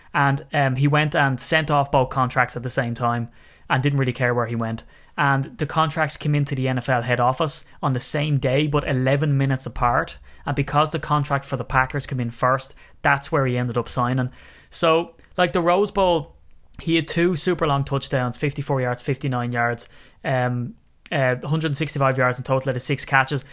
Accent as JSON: {"language": "English", "country": "Ireland", "said": "as an Irishman"}